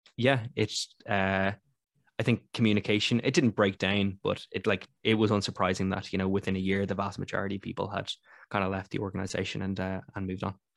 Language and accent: English; Ireland; as an Irish person